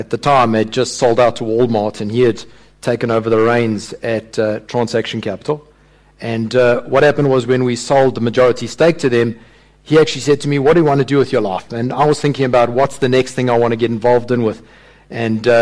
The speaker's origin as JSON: {"language": "English", "town": "Durban", "region": "KwaZulu-Natal", "country": "South Africa", "tie": "born or raised there", "also_born_or_lived": "Johannesburg", "moved": "as an adult", "said": "I grew up in Durban"}